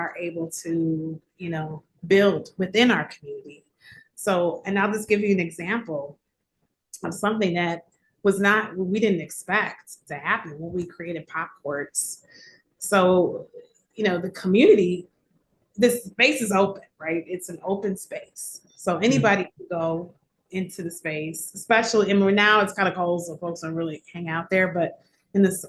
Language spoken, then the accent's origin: English; Chicago, Illinois, United States; also born or lived in West Pullman, Chicago / Woodlawn, Chicago / Austin, Chicago / Garfield Park, Chicago; I did not grow up on the West Side. I grew up in Lakeview. And so coming from a different community and coming from living in the city my whole life